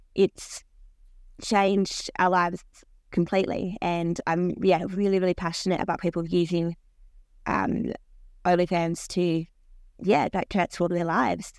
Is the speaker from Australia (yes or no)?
yes; Australia; I'm Australian